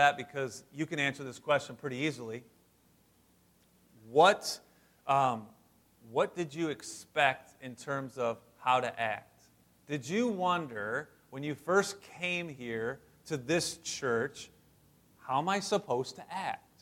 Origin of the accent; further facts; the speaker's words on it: West Branch, Michigan, United States; also born or lived in St. Clair Shores, Michigan; this was my life growing up in West Branch